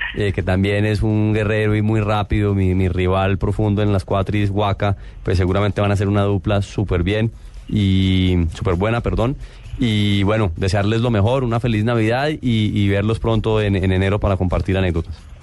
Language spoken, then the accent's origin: Spanish; Colombia; es una responsabilidad que llevo como colombiano